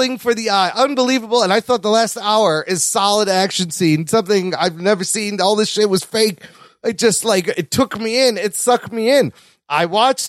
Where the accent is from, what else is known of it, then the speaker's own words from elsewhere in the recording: Pakistan; I'm Pakistani